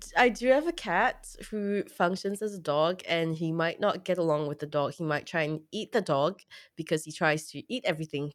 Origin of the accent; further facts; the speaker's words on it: Singapore; now in Australia; I grew up in Singapore